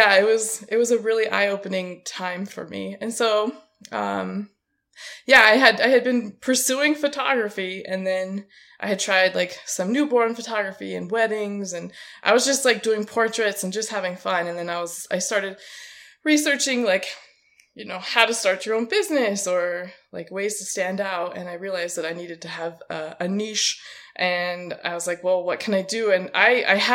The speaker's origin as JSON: {"language": "English", "town": "Auburn", "region": "California", "country": "United States", "said": "I'm from Auburn, California"}